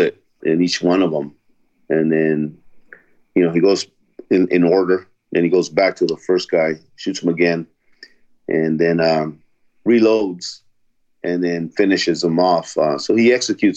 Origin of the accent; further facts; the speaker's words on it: Los Angeles, California, United States; also born or lived in El Salvador; I was brought here when I was 2 years old to Los Angeles by my parents